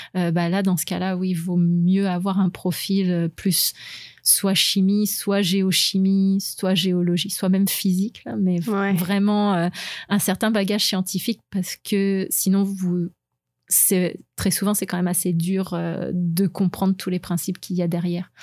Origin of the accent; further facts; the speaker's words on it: France; moved away; je suis française, donc j'ai fait mon lycée en sciences